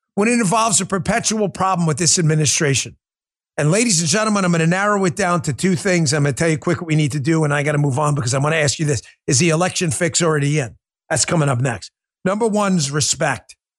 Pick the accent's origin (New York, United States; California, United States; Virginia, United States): New York, United States; I grew up in New York